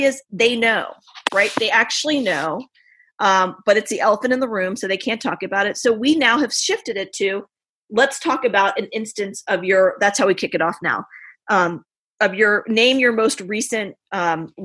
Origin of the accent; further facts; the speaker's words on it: Richmond, Virginia, United States; I grew up in Richmond, Virginia, born and raised